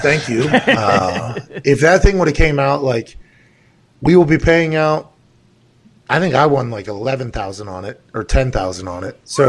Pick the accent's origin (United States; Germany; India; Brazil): United States; Pittsburgh, Pennsylvania; I'm from Pittsburgh